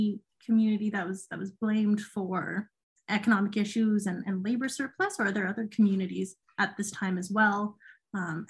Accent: Ontario, Canada; I grew up in Ontario learning First World War and Canada history

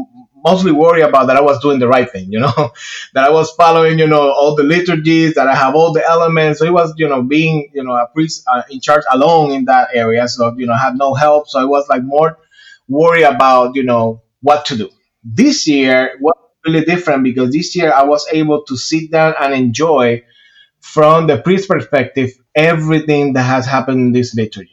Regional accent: Puerto Rico; moved away as an adult; now in Georgia, United States; I am originally from Puerto Rico. I was born and raised there. I moved to the state when I was 21 years old

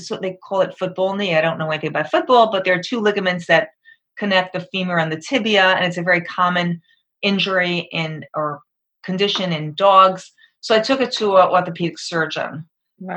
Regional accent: Long Island, New York, United States; moved away as an adult; also born or lived in Perugia, Italy; I'm from New York, Long Island area.

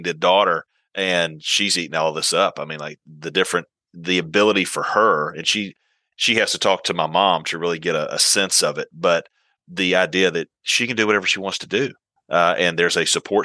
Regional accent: South Georgia, United States; I'm originally from South Georgia

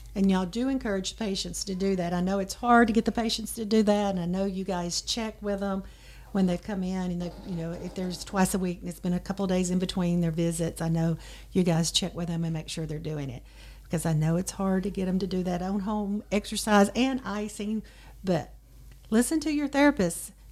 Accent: Dyersburg, Tennessee, United States; I'm also from Dyersburg originally

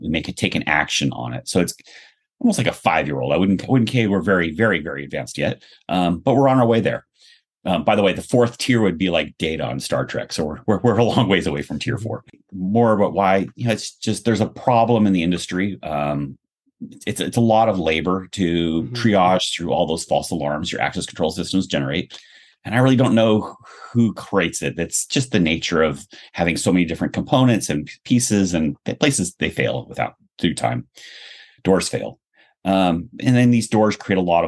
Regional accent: Cupertino, California, United States; I grew up in Cupertino

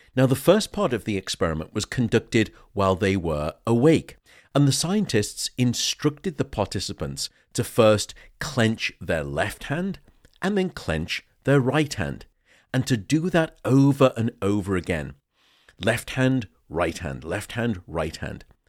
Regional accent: United Kingdom; I'm unfortunately British

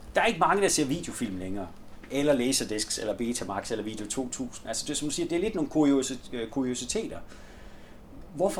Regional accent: Denmark; hjemme i Gammelry

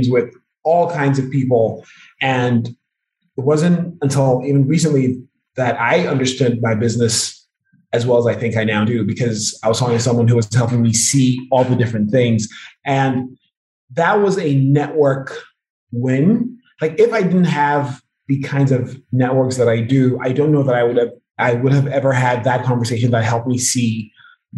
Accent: Nigeria; I'm Nigerian

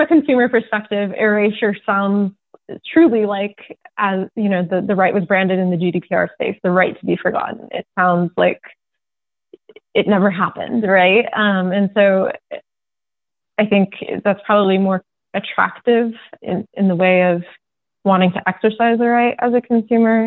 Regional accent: Seattle, Washington, United States; now in New York, United States; I'm from Seattle

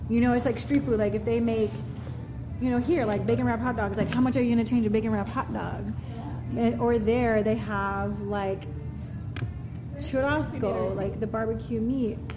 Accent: United States

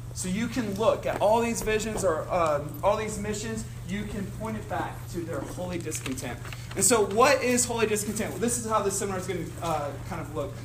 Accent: Cincinnati, Ohio, United States; I'm from Cincinnati

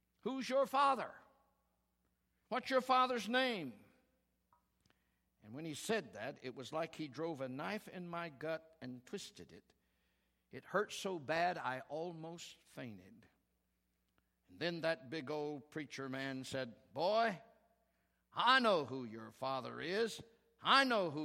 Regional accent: Oklahoma, United States; We're from Oklahoma

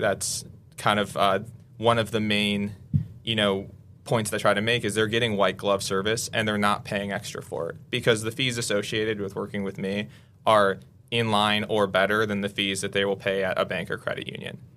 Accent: Waukesha, Wisconsin, United States; moved away as an adult; I grew up in Waukesha, um, and my family has been in Waukesha for three or four generations now

